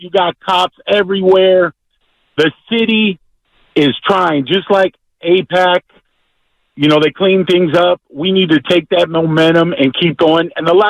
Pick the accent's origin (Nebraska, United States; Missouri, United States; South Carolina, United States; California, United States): California, United States; San Francisco; I'm 58, born and raised in San Francisco. I've been a civil servant for San Francisco for 34 years.